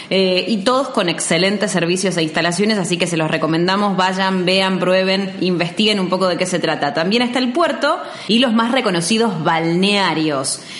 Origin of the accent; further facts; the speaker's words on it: Argentina; Somos dos comunicadores argentinos